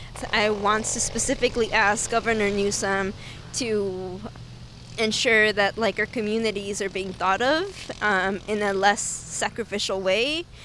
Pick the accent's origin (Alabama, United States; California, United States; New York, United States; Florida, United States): California, United States; Oxnard; also born or lived in Mexico City, Mexico; I grew up here. This is my hometown